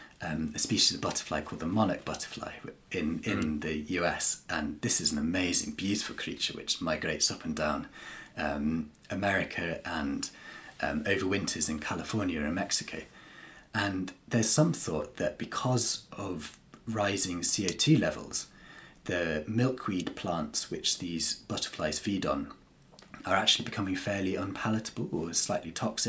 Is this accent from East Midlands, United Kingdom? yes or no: no; North East Wales, United Kingdom; moved away as an adult; now in Cornwall, United Kingdom; I grew up and I'm from North East Wales